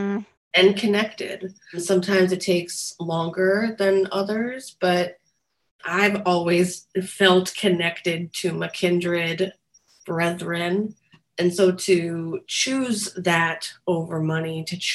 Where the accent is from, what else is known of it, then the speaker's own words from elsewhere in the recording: New Jersey, United States; also born or lived in New York; I'm from New Jersey